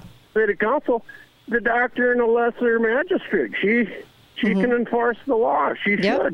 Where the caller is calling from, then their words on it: Minnesota, United States; I'm from Minnesota, so even though you call it local, I still listen.